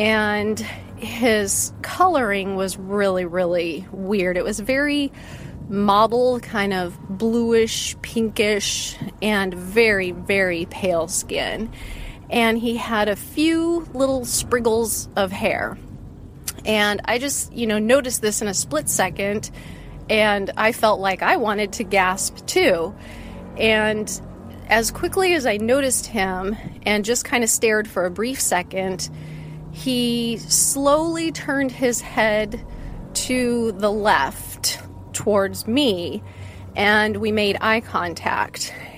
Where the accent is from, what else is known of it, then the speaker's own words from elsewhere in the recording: West Coast, United States; also born or lived in Seattle / Portland / Sacramento; I grew up mostly on the West Coast. Kind of for my dad's job, we went between Seattle, Portland, and Sacramento.